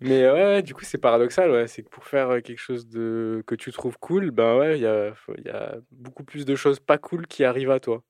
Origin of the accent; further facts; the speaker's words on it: Toulouse, Occitania, France; also born or lived in Albi; j'ai grandi à Toulouse, enfin dans le sud de la France, principalement à Toulouse et après à Albi